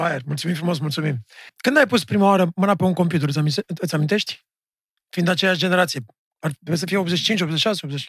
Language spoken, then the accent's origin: Romanian; Romania; ca, ca români